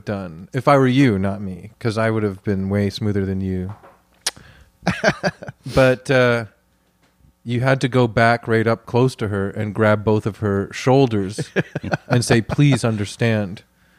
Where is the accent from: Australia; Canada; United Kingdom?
Canada; We're Canadian.